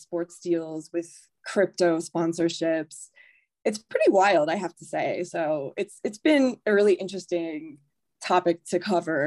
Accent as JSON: {"language": "English", "region": "Ohio", "country": "United States", "tie": "born or raised there", "moved": "yes", "said": "I grew up in Ohio"}